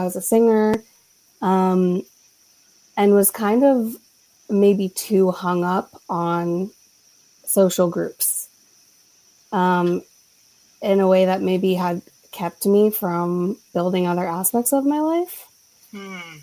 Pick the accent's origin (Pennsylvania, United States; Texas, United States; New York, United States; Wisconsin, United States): Pennsylvania, United States; Philadelphia; I'm a Philadelphian and that's cultural